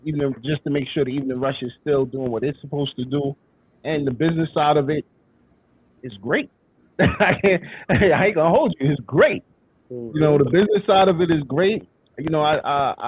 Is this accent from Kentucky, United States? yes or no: no; New York City, New York, United States; I'm from Brooklyn.